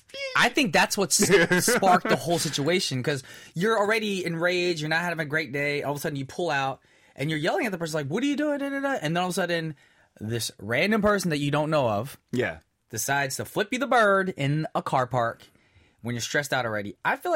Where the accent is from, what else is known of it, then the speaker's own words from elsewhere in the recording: United States; I'm American